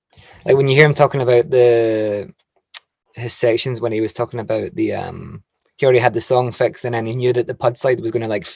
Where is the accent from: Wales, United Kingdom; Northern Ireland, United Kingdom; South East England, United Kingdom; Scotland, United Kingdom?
Scotland, United Kingdom; Chapelton; I'm from Chapelton